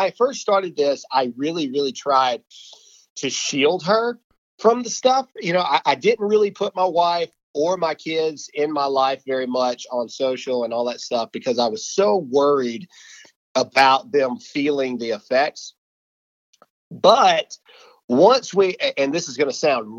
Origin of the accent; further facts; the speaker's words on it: Mississippi, United States; I'm from Mississippi. I'm still in Mississippi, and I'm getting ready to move out to Texas.